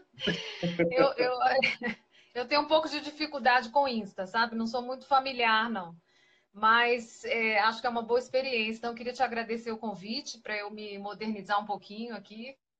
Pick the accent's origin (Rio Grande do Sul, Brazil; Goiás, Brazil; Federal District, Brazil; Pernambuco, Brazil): Federal District, Brazil; Brasília; eu não nasci em Brasília, mas eu fui criada aqui desde os três anos